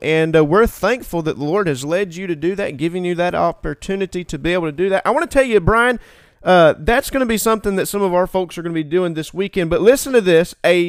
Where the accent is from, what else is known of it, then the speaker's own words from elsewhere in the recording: Florida, United States; moved away; I'm from Florida. I'm just a Florida boy